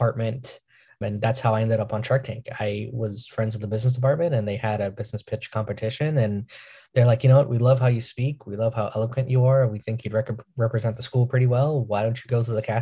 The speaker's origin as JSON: {"language": "English", "region": "New York", "country": "United States", "said": "I'm from New York"}